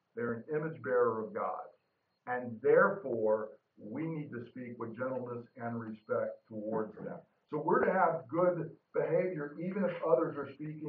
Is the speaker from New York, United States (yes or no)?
no; Georgia, United States; moved away; I grew up in Georgia